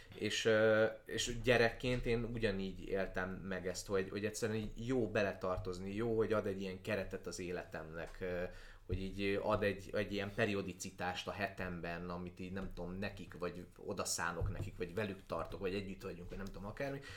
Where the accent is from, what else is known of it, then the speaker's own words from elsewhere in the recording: Transcarpathia, Zakarpattia Oblast, Ukraine; moved away; én Kárpátaljáról jövök, ahol ahol a kárpátai magyar ember az kb. egyenlő azzal, hogy református